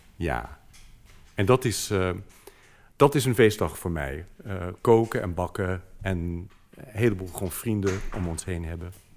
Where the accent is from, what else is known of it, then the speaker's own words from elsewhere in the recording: United States; Dutch is a second language; moved away as an adult; now in Netherlands; ik was gewoon 35 eh, toen ik eerst naar Nederland kwam